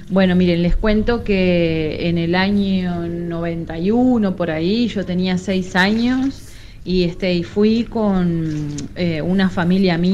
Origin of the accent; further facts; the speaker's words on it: Uruguay; la uruguaya que conoció a … Los Ángeles